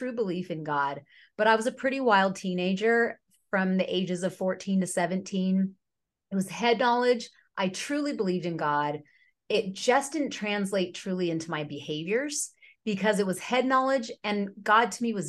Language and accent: English; near Sacramento, California, United States; also born or lived in Bay Area, California; we moved from the Bay Area near San Francisco up near Sacramento when I was 10.